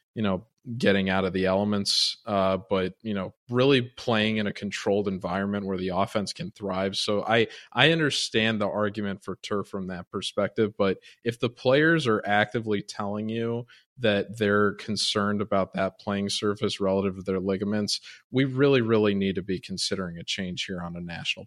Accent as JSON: {"language": "English", "town": "Chicago", "region": "Illinois", "country": "United States", "tie": "born or raised there", "moved": "yes", "lives_now": "Miami, United States", "said": "I grew up in Chicago"}